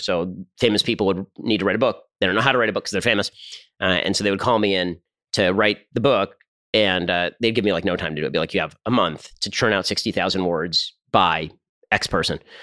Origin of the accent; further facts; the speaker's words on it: Burbank, California, United States; I grew up in Burbank, California